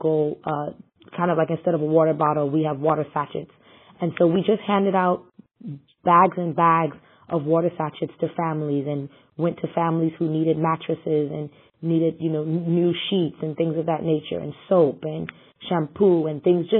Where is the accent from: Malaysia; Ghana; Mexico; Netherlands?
Ghana; now in New York, United States; as a Ghanaian